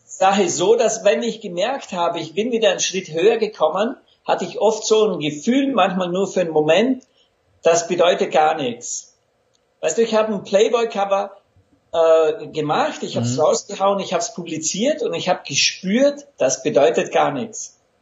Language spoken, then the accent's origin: German; Lake Constance, Austrian side, Vorarlberg, Austria; accent: Vorarlberg dialect; moved away; also born or lived in Los Angeles, United States / Vienna, Austria; ich bin der gebürtiger Vorarlberger vom Bodensee an österreichischer Seite und da, da haben wir wirklich einen Dialekt drauf.